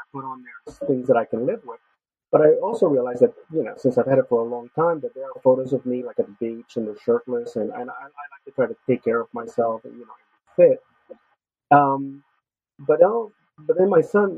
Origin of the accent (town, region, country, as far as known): Los Angeles, California, United States; born or raised there; moved away